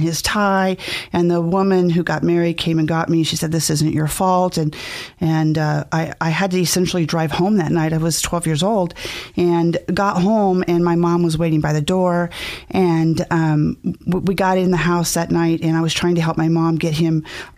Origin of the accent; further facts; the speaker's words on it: Mountain Home, Idaho, United States; also born or lived in California; I was born in California, but my parents brought me to Mountain Home, Idaho when I was three